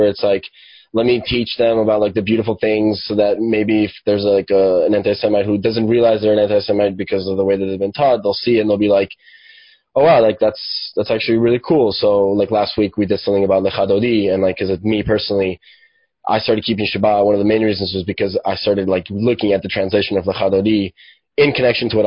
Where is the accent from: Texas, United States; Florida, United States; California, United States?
Florida, United States; Miami; also born or lived in Venezuela; I'm from Venezuela, and I grew up in Miami. I moved here when I was like 7